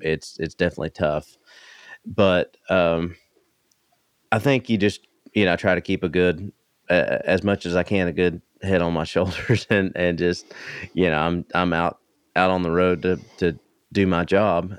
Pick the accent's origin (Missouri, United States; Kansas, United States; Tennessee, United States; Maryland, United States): Tennessee, United States; East; I grew up in East Tennessee